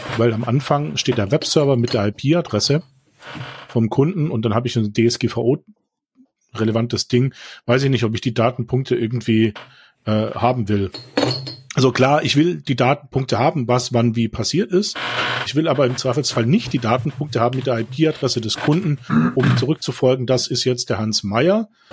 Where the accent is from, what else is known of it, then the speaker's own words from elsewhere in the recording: Baden-Württemberg, Germany; ich komme ja aus Baden-Württemberg